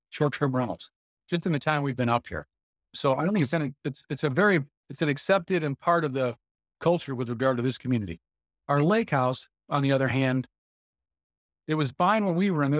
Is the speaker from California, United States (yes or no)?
no; Jackson, Michigan, United States; We're from the Jackson area